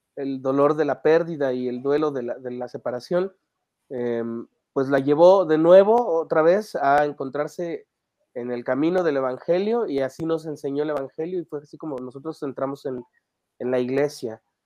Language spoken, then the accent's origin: Spanish; Mexico City, Mexico; yo soy, soy un chico de la Ciudad de México, que, bueno, no, tan chico, pero em, de la Ciudad de México, que nació en una familia